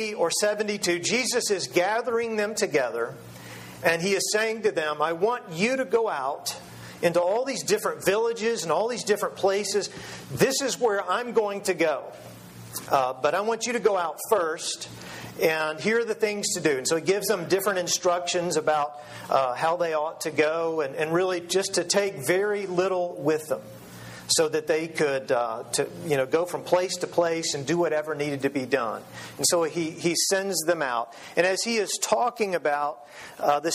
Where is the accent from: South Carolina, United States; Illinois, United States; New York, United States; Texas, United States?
Texas, United States; I'm a Texan